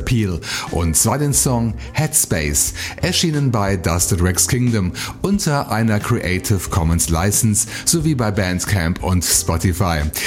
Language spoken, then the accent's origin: German; Bonn, North Rhine-Westphalia, Germany; meine Heimatstadt Bonn